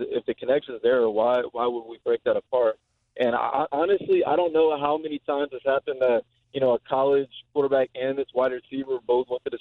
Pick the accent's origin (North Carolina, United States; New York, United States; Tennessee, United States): Tennessee, United States; Nashville; my hometown